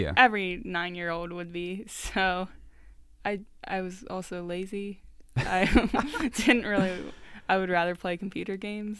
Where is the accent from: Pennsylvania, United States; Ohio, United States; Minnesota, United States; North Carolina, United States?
Pennsylvania, United States; Arvona, Clearfield County; I'm from a small town called Arvona